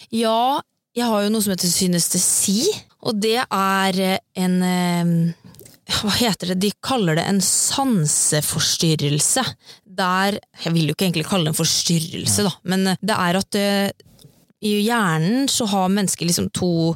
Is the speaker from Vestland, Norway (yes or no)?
no; Sarpsborg, Østfold, Norway; moved away as an adult; now in Oslo, Norway; jeg kommer jo egentlig fra Sarpsborg, ja. og flytta til Oslo for tre år siden